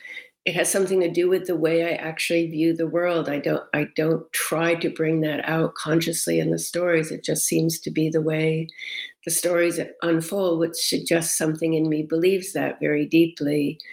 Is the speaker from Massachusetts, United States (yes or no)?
yes; Massachusetts, United States; born or raised there; also born or lived in Rochester, United States